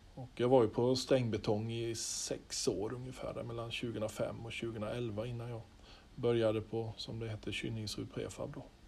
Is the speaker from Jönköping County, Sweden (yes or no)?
yes; Holsbybrunn, Jönköping County, Sweden; also born or lived in Skaraborg; när jag praoade och gick i nian och var med på ett brobygge hemma i Holsbybrunn utanför Vetlanda